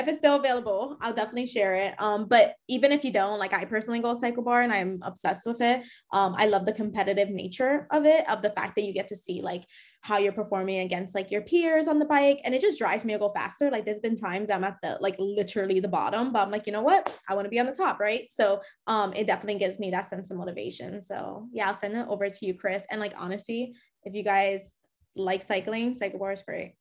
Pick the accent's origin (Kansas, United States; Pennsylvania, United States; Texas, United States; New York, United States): New York, United States; I grew up in New York